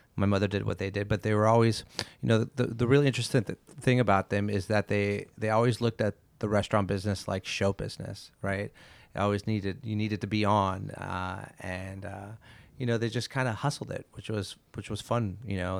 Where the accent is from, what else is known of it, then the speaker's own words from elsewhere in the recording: Montreal, Quebec, Canada; moved away; I'm from Montreal